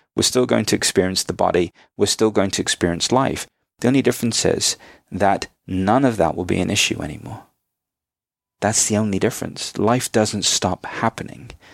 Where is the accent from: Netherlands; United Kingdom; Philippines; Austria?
United Kingdom; also born or lived in India (ancestry); now in United States; I'm now an American citizen as well as a British national, I'm a dual national